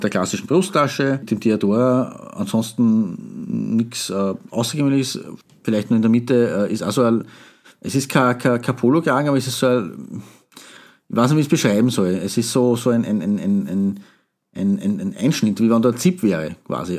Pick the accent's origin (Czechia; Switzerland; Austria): Austria; hier bei uns in Österreich